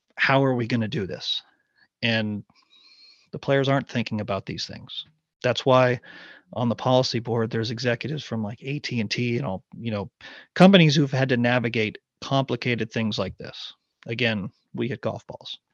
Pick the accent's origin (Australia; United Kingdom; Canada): Canada; Ottawa, Ontario; moved away as an adult; now in Raleigh, United States; I grew up there, I'd, I'd always call it my hometown